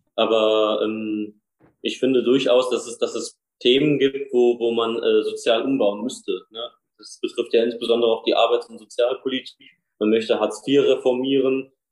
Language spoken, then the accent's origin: German; Nidderau, Main-Kinzig-Kreis, Hesse, Germany; Nidau, wo ich herkomme, eine Kleinstadt im Osten im Rhein-Main-Gebiet